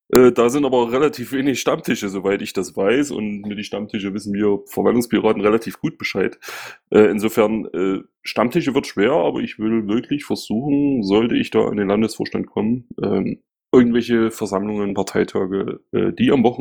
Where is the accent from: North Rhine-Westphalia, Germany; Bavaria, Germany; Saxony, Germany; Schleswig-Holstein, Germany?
Bavaria, Germany; Ismaning; Ich sehe das bei uns gerade im Münchenland äh, richtig schwierig an. Also äh, Beispiel Ismaning, wo ich herkomme